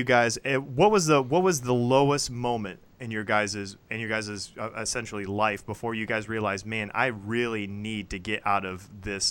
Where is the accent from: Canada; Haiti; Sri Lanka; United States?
United States; Lapeer, Michigan; my hometown of Lapeer